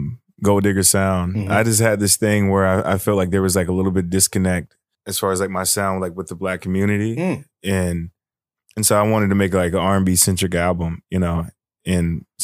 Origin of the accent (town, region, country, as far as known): Fort Worth, Texas, United States; born or raised there